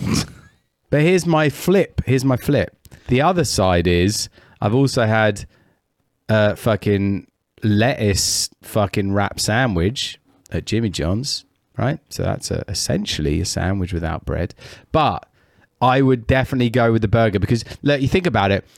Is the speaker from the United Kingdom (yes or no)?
yes; United Kingdom; I'm British